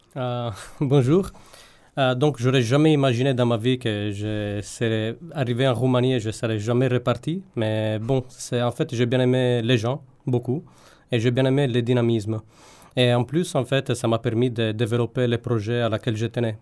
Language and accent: French; Sardinia, Italy; French is a second language; moved away; also born or lived in Turin / Paris; je viens de Sardaigne